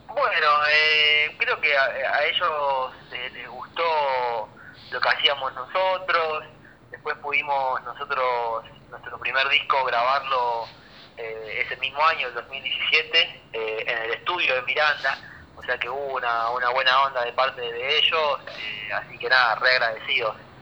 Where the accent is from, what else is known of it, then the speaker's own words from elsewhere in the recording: Rosario, Santa Fe, Argentina; somos, somos rosarinos y es estar en casa